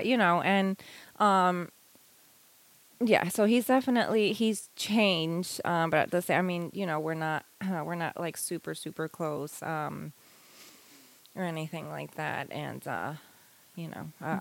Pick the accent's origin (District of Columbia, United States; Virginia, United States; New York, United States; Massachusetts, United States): New York, United States; Long Island; moved away as an adult; also born or lived in Hawaii / Florida; now in North Carolina, United States; I was born and raised in New York and okay. Long Island also, and I lived there all the way up until I was uh, nineteen